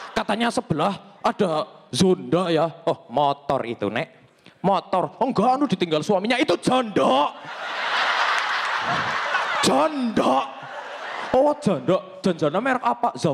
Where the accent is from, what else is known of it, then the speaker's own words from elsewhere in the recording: Banjarnegara, Central Java, Indonesia; accent: Javanese Ngapak; dan aku dari Banjarnegara di mana itu bahasa Jawanya adalah bahasa Jawa ngapak, cuman lain daripada yang lain.